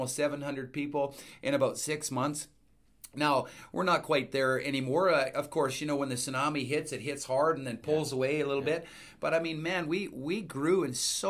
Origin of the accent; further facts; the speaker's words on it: Edmonton, Alberta, Canada; we're from Edmonton, Alberta